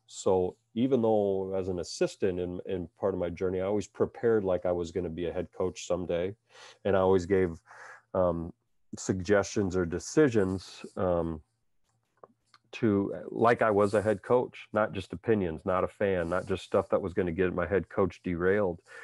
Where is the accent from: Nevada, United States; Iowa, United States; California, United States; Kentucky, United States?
Iowa, United States; Cedar Falls; I was born and raised in Cedar Falls, Iowa